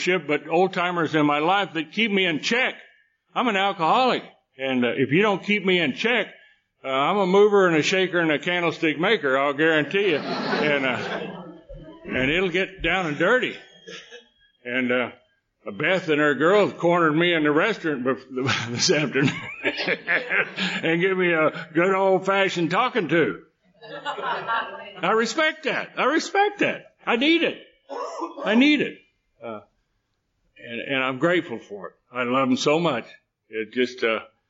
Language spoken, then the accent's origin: English; Texas, United States; I was born in Texas